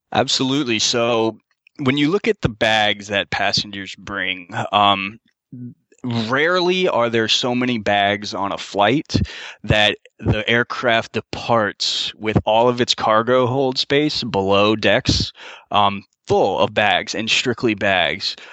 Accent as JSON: {"language": "English", "region": "Florida", "country": "United States", "tie": "born or raised there", "also_born_or_lived": "Grand Forks, North Dakota", "moved": "as an adult", "said": "born and raised in Florida"}